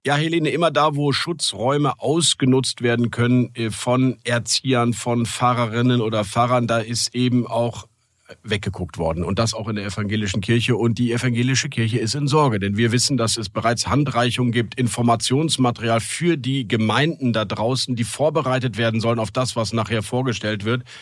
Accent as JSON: {"language": "German", "region": "Rhineland", "country": "Germany", "said": "ich als rheinischer Katholik echt gläubig"}